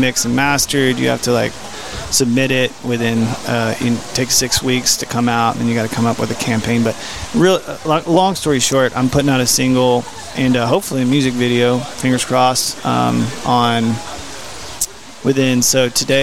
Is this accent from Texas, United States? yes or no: yes; Red River County, Texas, United States; I'm technically from Red River County, is where I grew up at.